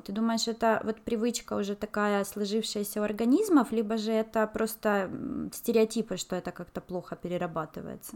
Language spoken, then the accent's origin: Russian; Ukraine; also born or lived in China; now in Norway; у нас в Украине